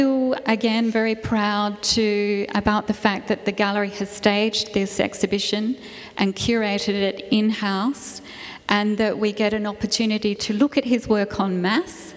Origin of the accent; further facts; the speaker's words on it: Adelaide, South Australia, Australia; I was Adelaide born, but I grew up in the Dunstan era, lucky me, and was very much brought up in an environment.